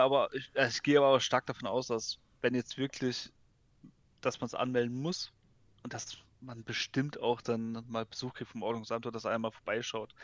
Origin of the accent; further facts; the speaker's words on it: Baden-Württemberg, Germany; ich komme ja eher aus dem Süden Deutschland, also aus mhm. Baden-Württemberg